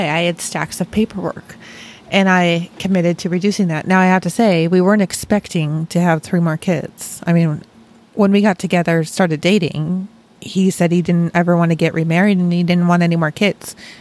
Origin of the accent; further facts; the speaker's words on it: Rochester, New York, United States; now in Dayton, United States; I grew up in Rochester, Rochester, New York, not Rochester